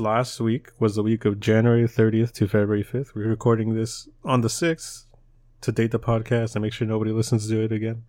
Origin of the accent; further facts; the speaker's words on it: United States; we're American